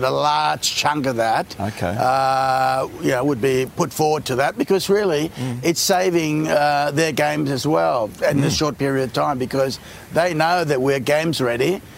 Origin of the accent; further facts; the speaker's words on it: Australia; As Aussie